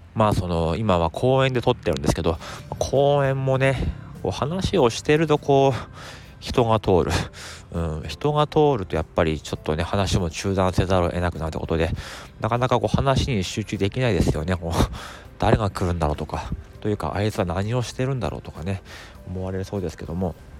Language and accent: Japanese; Tohoku, Japan; moved away as an adult; now in Tokyo, Japan; 実はあの東北の出身でですねえー、高校時代まではその雪国で暮らしていました